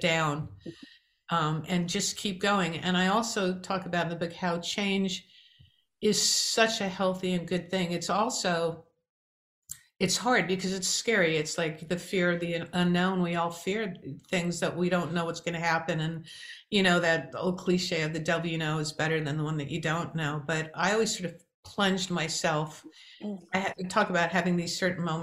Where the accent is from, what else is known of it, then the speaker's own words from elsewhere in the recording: New York, United States; I'm from New York too, and New York people are known for being survivalists